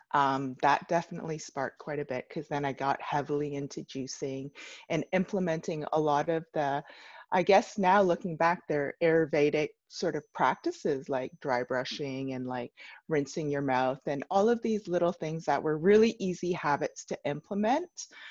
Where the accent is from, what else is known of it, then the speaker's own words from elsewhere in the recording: Canada; I was born in Canada.